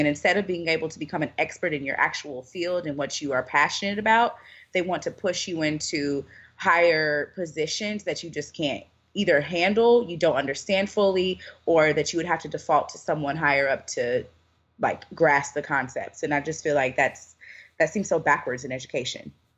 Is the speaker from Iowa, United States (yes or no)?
no; Louisville, Kentucky, United States; moved away as an adult; now in Louisiana, United States; I'm originally from Louisville, Kentucky